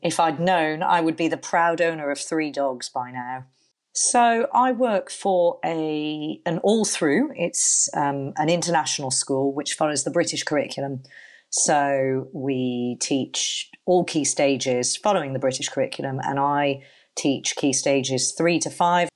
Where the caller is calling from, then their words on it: Palma, Balearic Islands, Spain; also born or lived in Birmingham; I'm calling from Palma de Mallorca in Spain.